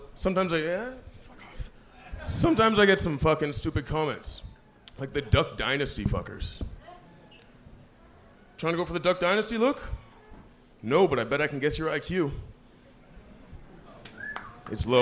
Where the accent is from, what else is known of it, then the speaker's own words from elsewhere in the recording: Canada; I'm Canadian.